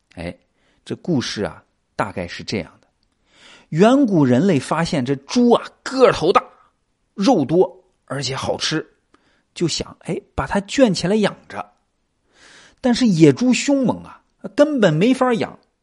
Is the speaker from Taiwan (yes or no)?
no; China; 我们中国人啊，特别爱吃猪肉